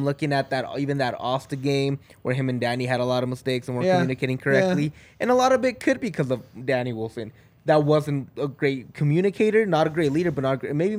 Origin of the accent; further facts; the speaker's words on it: Mexico; first language Spanish; English is a second language; The thing is, I'm Mexican.